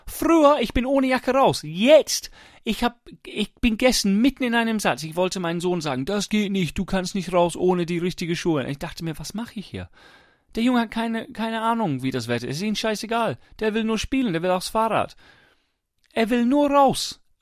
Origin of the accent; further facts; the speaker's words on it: England, United Kingdom; ich versuche auch als Engländer in England, es gibt wenig sonnige Tage.